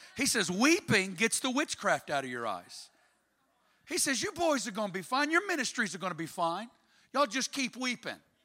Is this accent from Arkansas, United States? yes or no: yes; Arkansas, United States; I'm from Arkansas